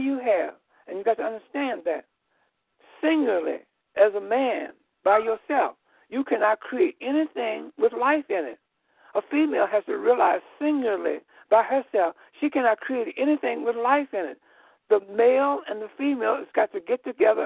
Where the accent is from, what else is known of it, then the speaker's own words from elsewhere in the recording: Chicago, Illinois, United States; I was born here in Illinois, in Chicago, Illinois